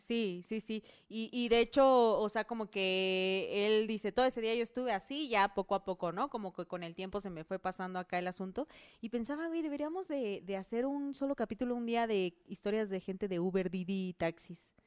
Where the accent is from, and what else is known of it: Oaxaca, Mexico; born or raised there; moved away